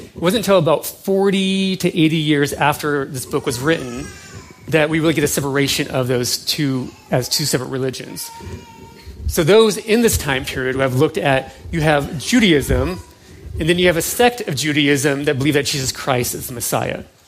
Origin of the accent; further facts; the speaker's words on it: United States; who we are somewhat as an American